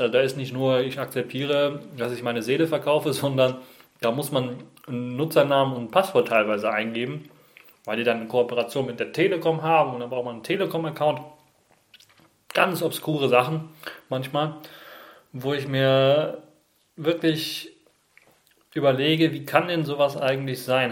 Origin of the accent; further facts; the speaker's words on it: Germany; bei uns in Deutschland